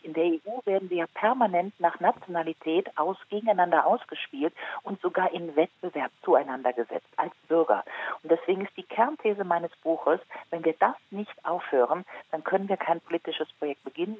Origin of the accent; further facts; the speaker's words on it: Rhineland, Germany; ich komme zum Beispiel aus dem Rheinland und wenn ich so in Köln, Düsseldorf lande, ja, dann fühle ich mich wohl, da bin ich geboren